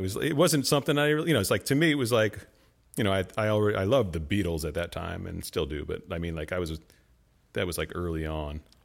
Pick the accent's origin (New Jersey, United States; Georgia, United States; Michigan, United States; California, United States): New Jersey, United States; Clinton; also born or lived in Hoboken, New Jersey; I grew up in Clinton, New Jersey